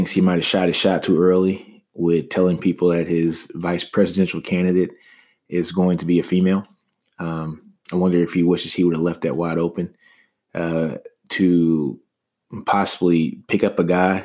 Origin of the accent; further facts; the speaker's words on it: Shreveport, Louisiana, United States; my home state, you know, of Shreveport, Louisiana